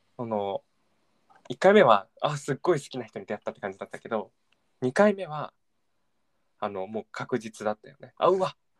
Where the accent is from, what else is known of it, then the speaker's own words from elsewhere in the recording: Tokyo, Japan; 自分東京生まれ東京育ちなんだけど